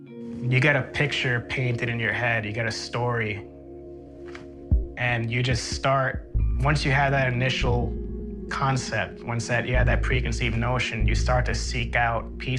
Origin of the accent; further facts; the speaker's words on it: New York City, New York, United States; I grew up in Queens, New York.